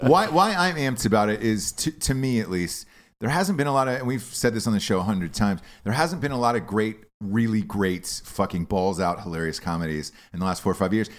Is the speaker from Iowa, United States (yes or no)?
no; Georgia, United States; I'm from Georgia